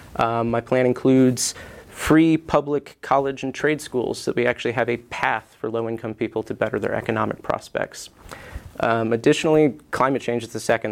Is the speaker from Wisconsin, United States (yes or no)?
no; Mills River, North Carolina, United States; also born or lived in Asheville, North Carolina; I grew up in Mills River